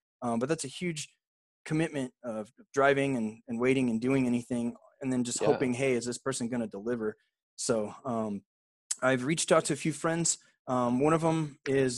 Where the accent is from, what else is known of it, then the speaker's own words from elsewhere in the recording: Riverside, California, United States; now in San Antonio, United States; I grew up in Southern California. I'm from Riverside